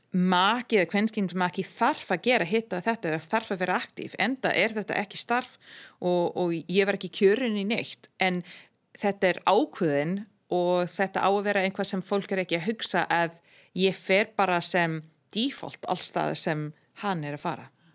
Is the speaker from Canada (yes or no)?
yes; Ottawa, Ontario, Canada; Icelandic is a second language; moved away as an adult; also born or lived in Europe; now in Iceland; jól sem ég man eftir sem krakki í Kanada, í Óttava